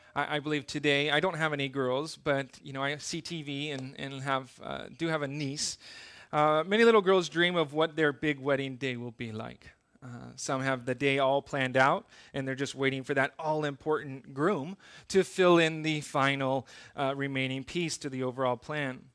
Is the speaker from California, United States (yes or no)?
yes; Southern California, United States; also born or lived in Okinawa, Japan; now in Iwakuni, Japan; I grew up in Southern California